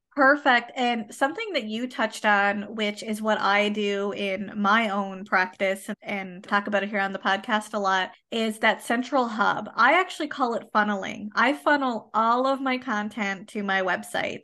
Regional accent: Canada; I am a Canadian social worker

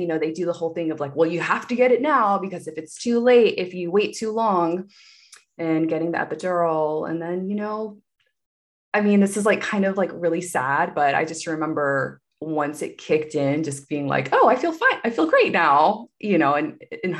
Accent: Wilmington, North Carolina, United States; moved away as an adult; also born or lived in Seattle, Washington; now in Los Angeles, United States; moving back to Wilmington, my hometown, with my parents

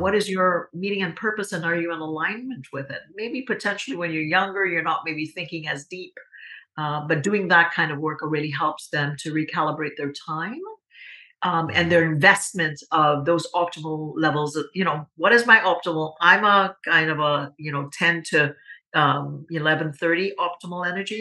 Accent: Trinidad & Tobago; moved away; as a young girl uh, growing up in Trinidad and Tobago.

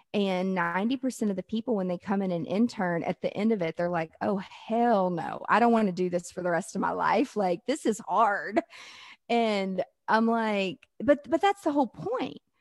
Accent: the South, United States; I'm from the South

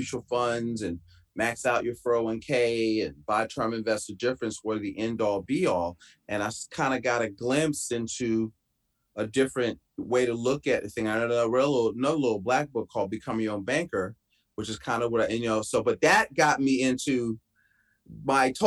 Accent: Philadelphia, Pennsylvania, United States; moved away as an adult; I'm from Philadelphia. So I grew up in Philly, went to school in Boston 2 years

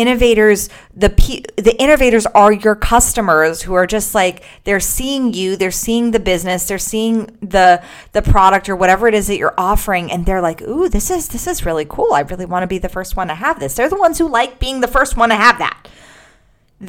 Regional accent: Los Angeles, California, United States; also born or lived in Gold Coast, Australia; I am currently in the Gold Coast of Australia, not in my hometown of Los Angeles

